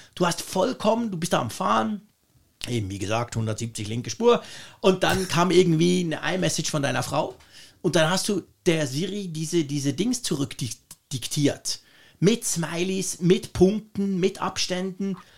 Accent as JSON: {"language": "German", "country": "Switzerland", "said": "als Schweizer"}